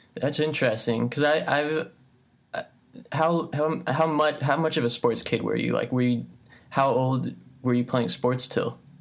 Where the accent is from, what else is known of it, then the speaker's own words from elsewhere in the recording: Midwest, United States; also born or lived in California; I was born in California, but I only lived there until I was two, and then I moved to the Midwest